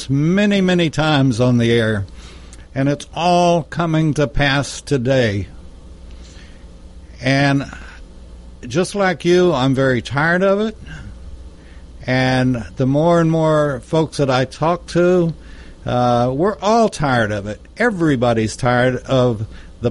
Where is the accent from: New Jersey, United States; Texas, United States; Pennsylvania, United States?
Texas, United States; Lubbock; I'm from Texas